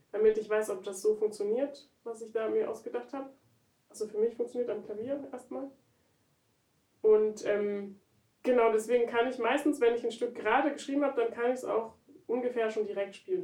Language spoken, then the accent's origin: German; Berlin, Germany; Also ich komme ja aus Berlin, und dann eben aus Frohnau. Und Frohnau ist wirklich da ganz, ganz oben im Norden.